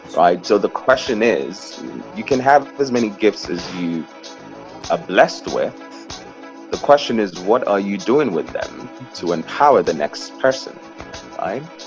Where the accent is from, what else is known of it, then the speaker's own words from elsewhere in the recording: Nigeria; moved away as an adult; now in New York, United States; I was born in Nigeria. I'm the uh, the fourth of six children um, uh, in five countries. Actually, that's the funny thing. So there's six of us, but we're in five countries today. Um, I left uh, I left Nigeria at 19